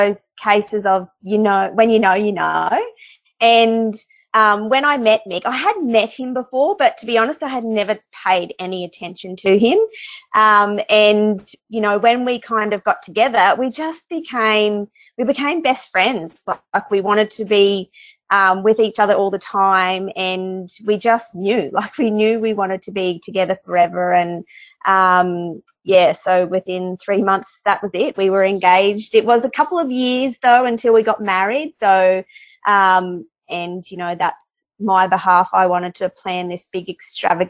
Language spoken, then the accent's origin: English; Brisbane Valley, southeast Queensland, Australia; now in central Queensland, Australia; I'm originally from southeast Queensland in the Brisbane Valley, and I grew up on a feedlot